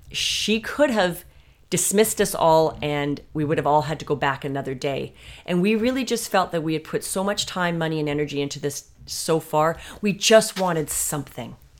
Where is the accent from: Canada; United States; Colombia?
Canada; being Canadian